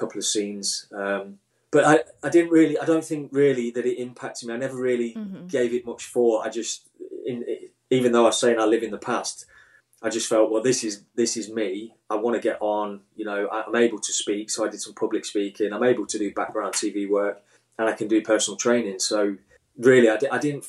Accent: Midlands, United Kingdom; growing up in the Midlands

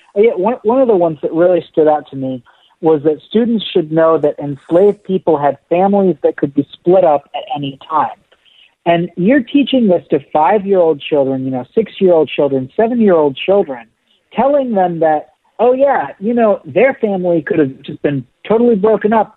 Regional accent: Golden, Colorado, United States; also born or lived in Denver, Colorado; I grew up in Denver, Colorado, I grew up in Golden

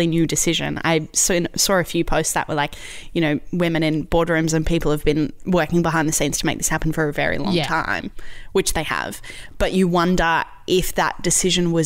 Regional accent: Queensland, Australia; as a Queenslander, I'm proud of it

